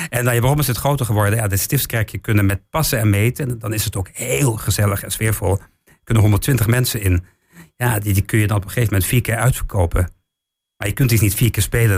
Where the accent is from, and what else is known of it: Weerselo, Overijssel, Netherlands; born or raised there; also born or lived in England